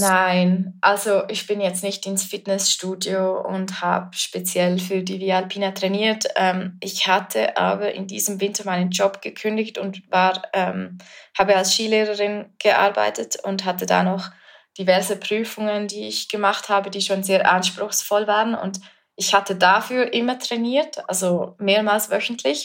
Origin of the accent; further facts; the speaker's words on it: Flims, Graubünden, Switzerland; Ich bin ähm, aus der Schweiz und in den Bergen aufgewachsen